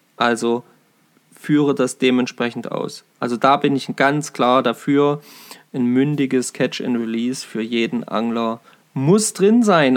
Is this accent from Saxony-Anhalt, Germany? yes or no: yes; Saxony-Anhalt, Germany; bei uns in Sachsen-Anhalt